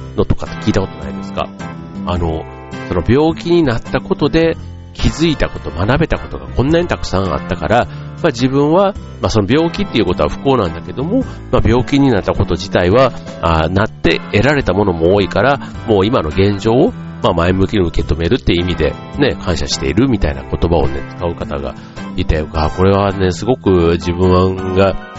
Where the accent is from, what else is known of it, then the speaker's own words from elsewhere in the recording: Osaka, Japan; accent: Osaka dialect; moved away; 僕、関西、ね、大阪出身